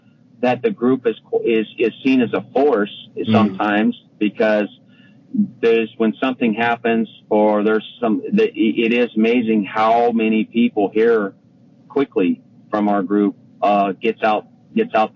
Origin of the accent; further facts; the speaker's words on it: Madera, California, United States; I grew up in Madera, but we had family friends in Dos Palos